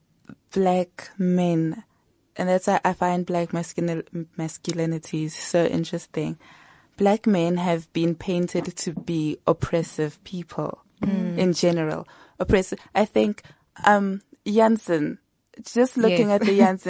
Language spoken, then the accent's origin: English; DR Congo; now in South Africa; I was in my home country, the DRC, just 2 years